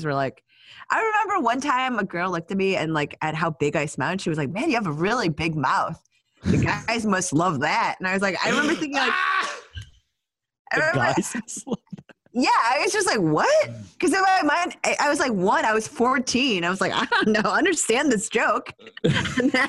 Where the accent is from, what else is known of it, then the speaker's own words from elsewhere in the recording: Busan, South Korea; I'm from Busan. We're seafaring people.